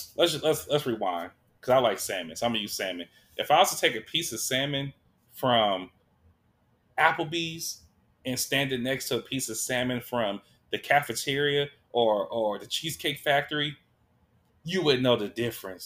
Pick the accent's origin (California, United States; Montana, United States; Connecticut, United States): California, United States; Sacramento; when I was growing up in South Sac, all we had was McDonald's